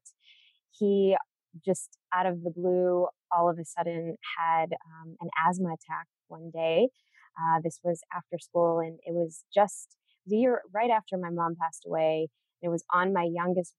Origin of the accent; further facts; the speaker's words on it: Chicago, Illinois, United States; I was born and raised in Chicago.